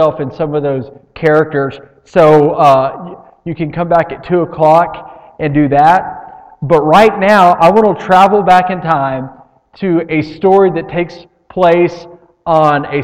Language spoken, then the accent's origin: English; United States; We're all from Lee County